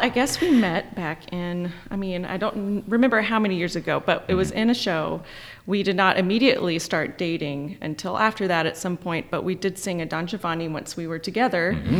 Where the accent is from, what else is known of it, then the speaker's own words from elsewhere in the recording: Auburn, Alabama, United States; From Auburn, Alabama, which is a college town.